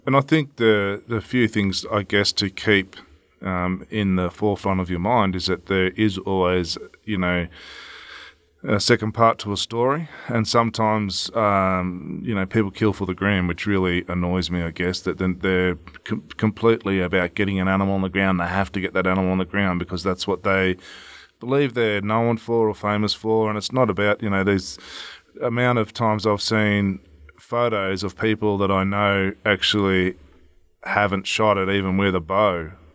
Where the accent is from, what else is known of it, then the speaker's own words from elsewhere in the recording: Victoria, Australia; my home state in Victoria